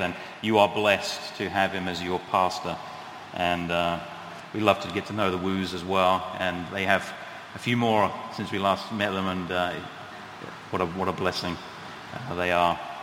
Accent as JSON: {"language": "English", "country": "United Kingdom", "moved": "yes", "lives_now": "New England, United States", "said": "I am British"}